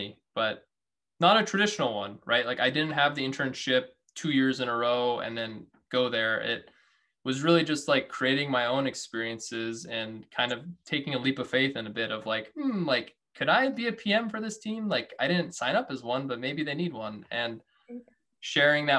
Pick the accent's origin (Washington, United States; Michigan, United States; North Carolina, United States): Washington, United States; I was born in Washington.